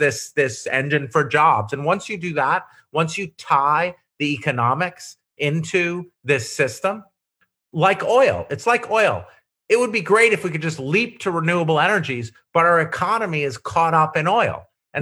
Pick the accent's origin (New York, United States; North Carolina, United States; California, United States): New York, United States; Syracuse; I come from upstate New York, poor rural. I come from Syracuse